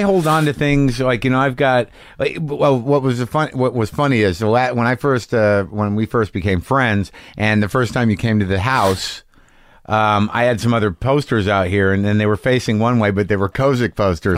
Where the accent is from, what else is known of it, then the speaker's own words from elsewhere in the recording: New Mexico, United States; I was brought up in New Mexico.